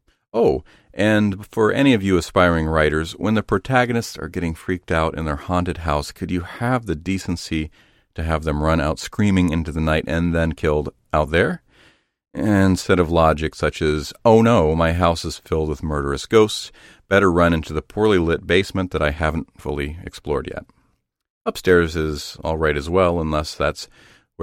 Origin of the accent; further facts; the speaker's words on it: Zanesville, Ohio, United States; growing up in Zanesville, Ohio